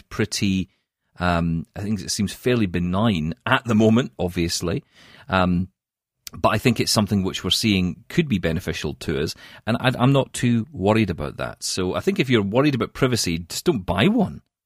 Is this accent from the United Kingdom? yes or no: yes; Scotland, United Kingdom; now in Canada; I am Scottish